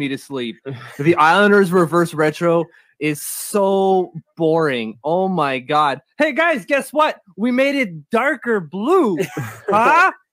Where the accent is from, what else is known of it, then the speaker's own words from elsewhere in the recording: Ottawa, Ontario, Canada; I am born and raised in French Canadian Ottawa